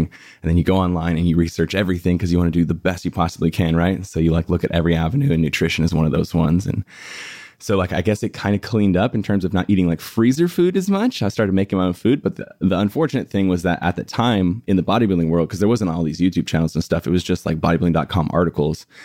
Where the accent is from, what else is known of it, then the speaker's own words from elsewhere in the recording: El Cajon, California, United States; now in Los Angeles, United States; I was born and raised in San Diego in a place called, like, El Cajon La Mesa area